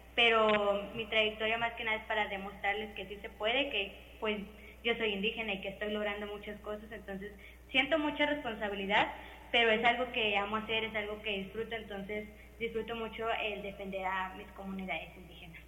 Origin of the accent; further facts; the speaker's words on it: Ixhuatlancillo, Veracruz, Mexico; el pueblo de donde somos nosotros, de Izcuatlancillo